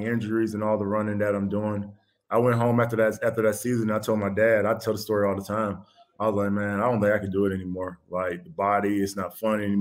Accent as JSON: {"language": "English", "region": "Georgia", "country": "United States", "said": "I'm from Georgia. We don't do nothing on ice"}